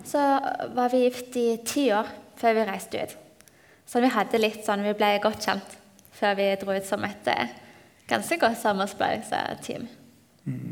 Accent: Nærbø, Rogaland, Norway; moved away as an adult; now in Peru; Jeg er fra Nærbø. Vokste opp i NLM med far som jobber på Tryggheim

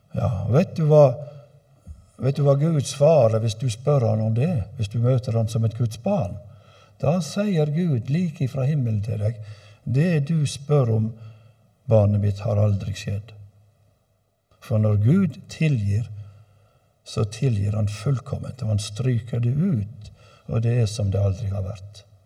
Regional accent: Øygarden, Vestland, Norway; hjemme i Øygarden, der jeg kommer ifra

